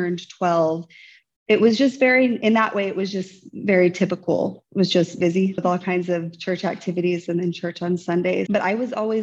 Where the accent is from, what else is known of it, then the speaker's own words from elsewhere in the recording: Oklahoma, United States; moved away as an adult; also born or lived in Hawaii / Korea; I was raised in Oklahoma